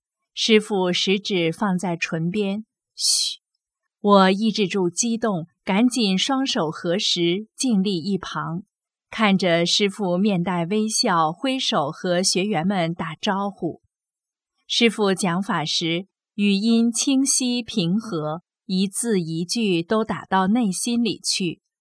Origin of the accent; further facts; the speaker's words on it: Taiwan; 我赶紧说：“师傅，我是台湾来的。”